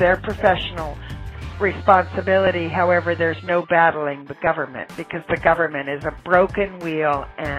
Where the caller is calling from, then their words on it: Atlanta, Georgia, United States; I'm calling from Atlanta, Georgia.